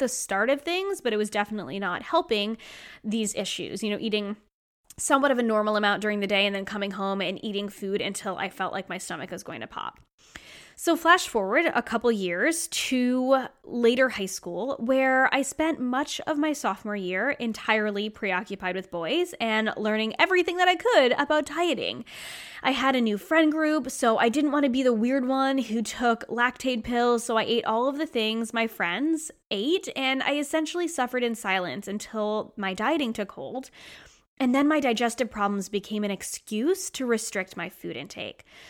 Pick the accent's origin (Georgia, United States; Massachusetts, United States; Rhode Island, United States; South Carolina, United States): Rhode Island, United States; moved away; I was born and raised in Rhode Island, and I moved away and came back.